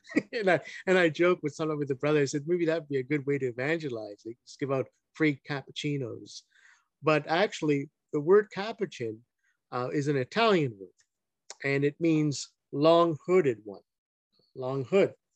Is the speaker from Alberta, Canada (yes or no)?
no; Hamilton, Ontario, Canada; I grew up in Hamilton, Ontario